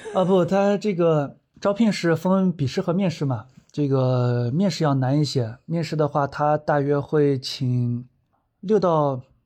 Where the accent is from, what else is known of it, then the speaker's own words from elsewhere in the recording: Dunhuang, Gansu, China; 是一个土生土长的东华人，在这个做讲解已经七年时间了